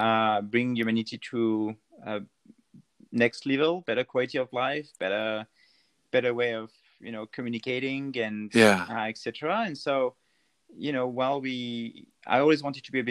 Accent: France; English is a second language; moved away as an adult; also born or lived in Bordeaux, France; now in Canada; as you and everyone will recognize from my accent, I'm actually not a real Canadian. I was... born and raised in France, close to the Alps

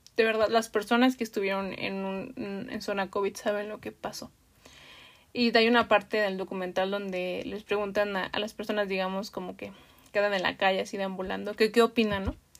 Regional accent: Mexico City, Mexico; los que somos de la Ciudad de México

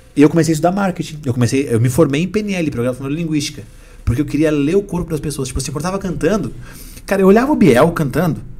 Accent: Rio Grande do Sul, Brazil; moved away; also born or lived in São Paulo; Lá de onde eu vim, no Rio Grande do Sul

